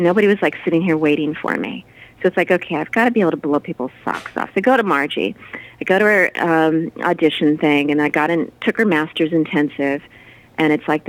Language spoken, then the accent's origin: English; Southern California, United States; I was born in Southern California